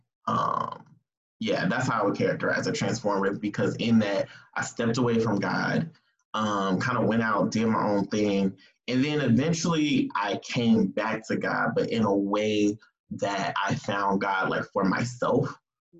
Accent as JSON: {"language": "English", "region": "California", "country": "United States", "tie": "born or raised there", "also_born_or_lived": "Georgia", "moved": "as an adult", "said": "I moved to Georgia from California."}